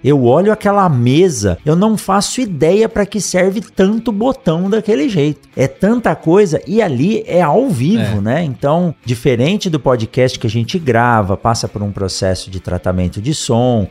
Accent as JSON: {"language": "Portuguese", "region": "São Paulo", "country": "Brazil", "tie": "born or raised there", "moved": "yes", "lives_now": "Mato Grosso, Brazil", "said": "eu sou nascido em São Paulo e eu conheci praticamente a cidade de São Paulo andando de bicicleta com os meus amigos"}